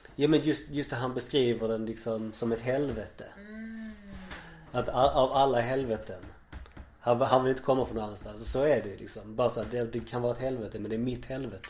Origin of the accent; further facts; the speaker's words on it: Malmö, Skåne, Sweden; att vara som jag skåning. Mm. Och sen dessutom malmöit sen mm. födseln